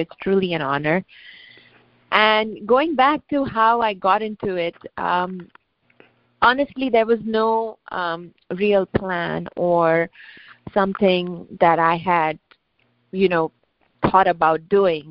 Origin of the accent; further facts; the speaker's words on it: India; moved away as an adult; also born or lived in West Coast, United States / East Coast, United States / Jersey City; now in United States; So I'm an immigrant. I grew up in India, and I came to the United States for my education